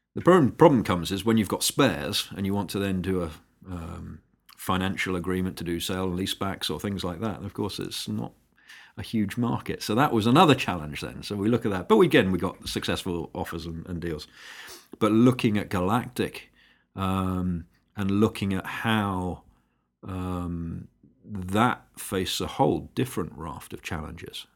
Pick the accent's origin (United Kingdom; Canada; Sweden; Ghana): United Kingdom; also born or lived in San Francisco, United States; as a Brit in the Bay Area, you do stand out a little.